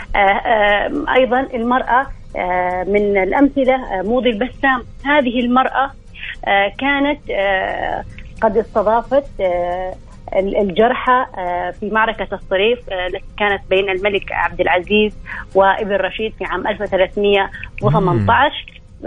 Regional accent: Saudi Arabia; نحن به كسعوديين

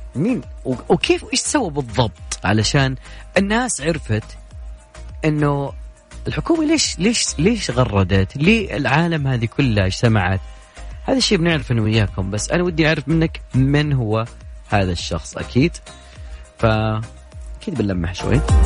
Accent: Saudi Arabia; عندنا في السعودية

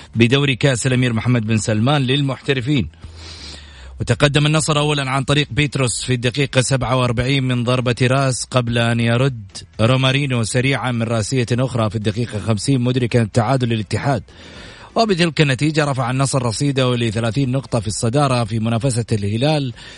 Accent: Saudi Arabia

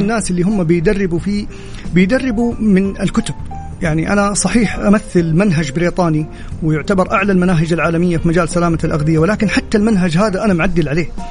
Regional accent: Saudi Arabia; انا كشاب سعودي

